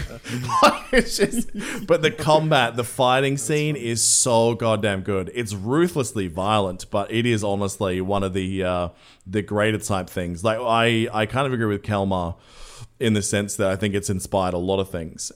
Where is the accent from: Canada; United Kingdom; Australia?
Australia; I'm Australian